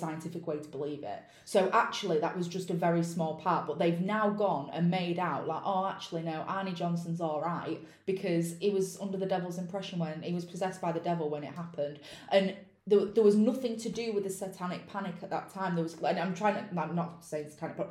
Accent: United Kingdom; I'm British and I pronounce it how I'd pronounce it

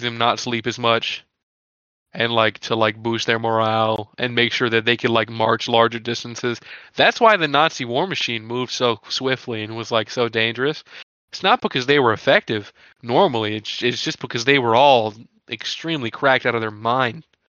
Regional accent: near Lafayette, Louisiana, United States; We are 25 minutes outside of Lafayette, Louisiana. We frequent the area all the time. We basically are from Lafayette, Louisiana

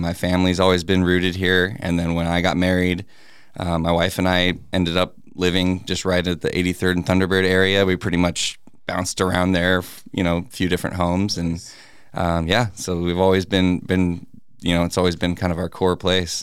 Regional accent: Peoria, Arizona, United States; also born or lived in Phoenix, Arizona / Glendale, Arizona; I was born in Phoenix, and then um, my family lived mostly in Glendale and Peoria, kind of just you know between those two areas, like a little bit in Glendale, and then mostly pretty much I grew up in the the right behind Skyview Elementary

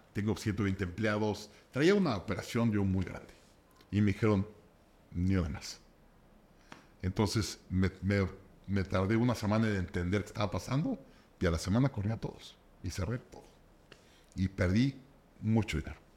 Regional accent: Mexico; soy de México

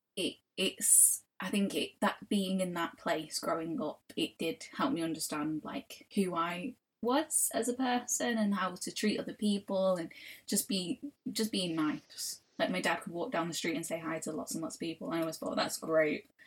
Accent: Manchester, North West England, United Kingdom; I grew up in Old Trafford, obviously, and Old Trafford is wildly, hugely multicultural.

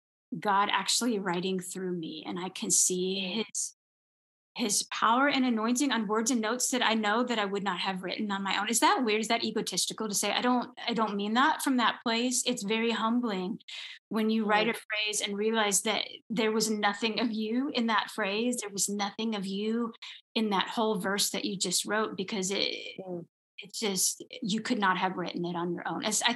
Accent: Minnesota, United States; I grew up in Minnesota

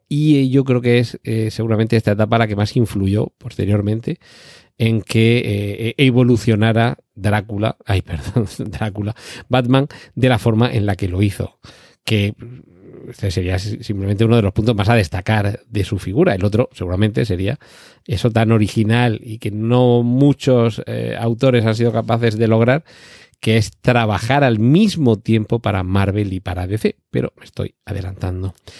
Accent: Spain; yo recuerdo haber leído algún cómic en mi niñez aquí en España

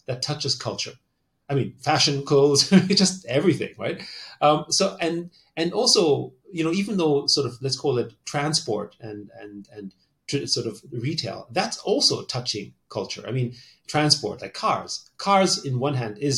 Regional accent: Austria; moved away; I grew up in Austria, so, you know, am I Austrian? Or, you know, I'm ethnically Chinese

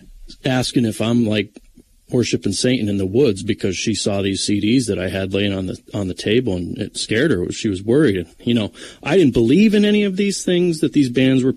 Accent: Mountaintop, Pennsylvania, United States; now in Mifflinville, United States; I grew up in Mountaintop, Pennsylvania

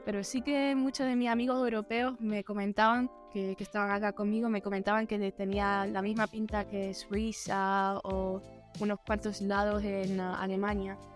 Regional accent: Luxembourg; moved away as an adult; also born or lived in Temuco, Chile; now in Netherlands; yo originalmente soy de Luxemburgo. Hablo bien el español porque mi madre es española, así que soy mitad mitad. luego a los 18 me mudé a Holanda

